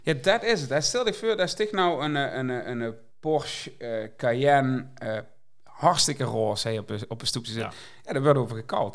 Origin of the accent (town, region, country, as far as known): Limburg, Netherlands; accent: soft G